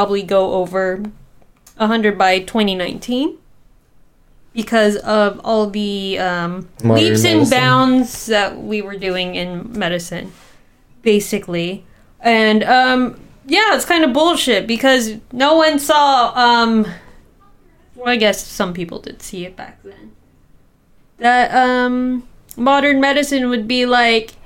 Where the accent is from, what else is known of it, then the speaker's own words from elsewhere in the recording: Southern California, United States; we grew up in Southern California in a predominantly like Mexican American community